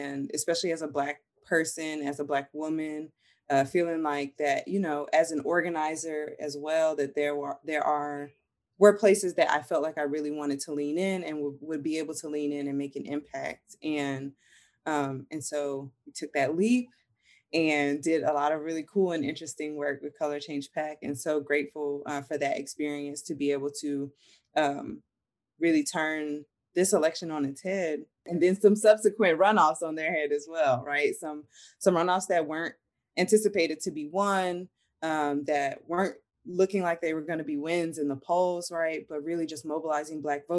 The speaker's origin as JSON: {"language": "English", "region": "North Carolina", "country": "United States", "moved": "as an adult", "lives_now": "New Orleans, United States", "said": "I'm from North Carolina originally, but I do have family ties in New Orleans as well."}